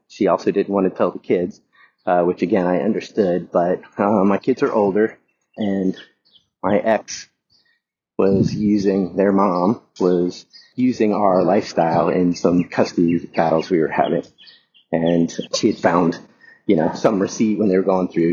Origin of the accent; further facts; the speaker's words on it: the South, United States; moved away; I grew up in the South